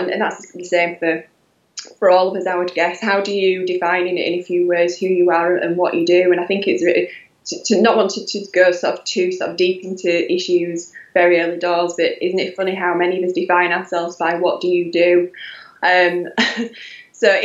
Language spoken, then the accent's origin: English; Halifax, Yorkshire and the Humber, United Kingdom; accent: Yorkshire twang; I'm from Yorkshire. I'm from Halifax in West Yorkshire. So that would be the Yorkshire twang